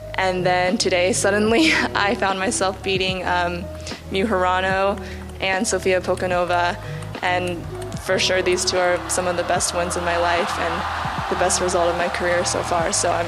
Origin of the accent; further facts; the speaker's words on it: Palo Alto, California, United States; I was born in the U.S., born and raised in Palo Alto, California. But my parents are both from China.